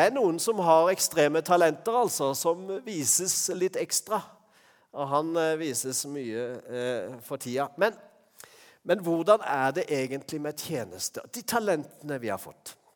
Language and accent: Norwegian; Norway; vi er fra Norge